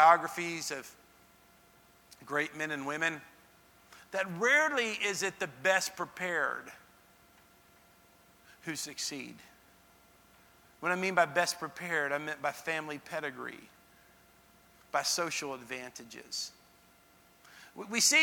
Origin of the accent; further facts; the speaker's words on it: Dallas, Texas, United States; now in Nashville, United States; I grew up in Dallas-Fort Worth area